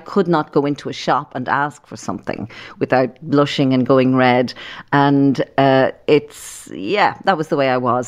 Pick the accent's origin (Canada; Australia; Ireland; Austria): Ireland; Dublin, Leinster; we grew up in Llandochon